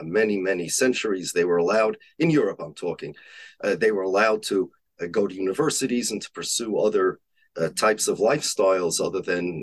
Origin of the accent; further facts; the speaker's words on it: United States; I'm an American. My family's from Poland.